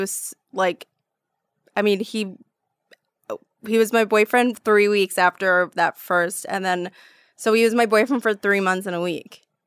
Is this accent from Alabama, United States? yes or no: no; New York, United States; moved away; coming from New York